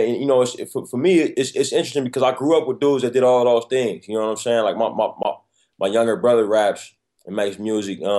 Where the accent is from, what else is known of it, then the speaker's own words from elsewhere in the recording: Oakland, California, United States; I'm from Oakland, California, man. I was real fortunate that I had great parents. And my dad and mom got married young, had me young